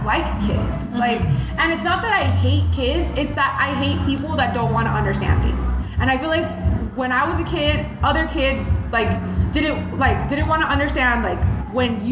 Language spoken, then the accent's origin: English; tiny town in Minnesota, United States; born or raised there; first language Spanish; English is a second language; also born or lived in Mexico / Monterrey (family)